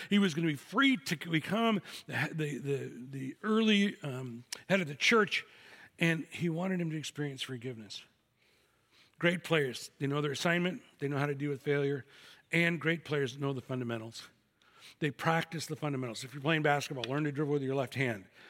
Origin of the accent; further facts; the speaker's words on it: Chicago, Illinois, United States; I'm from Chicago